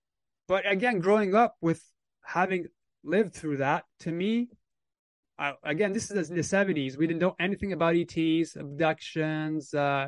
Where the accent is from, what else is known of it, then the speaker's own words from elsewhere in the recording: Temagami, Ontario, Canada; So like you said, I'm a Canadian experiencer. I was born in 75 in Ontario, Canada. So I was raised in a small village, let's say, a small town called Tomogamy, Ontario.